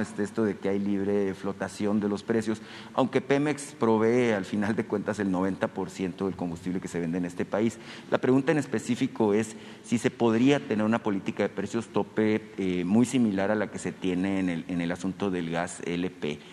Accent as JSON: {"language": "Spanish", "region": "Sonora", "country": "Mexico", "said": "yo vengo de Sonora"}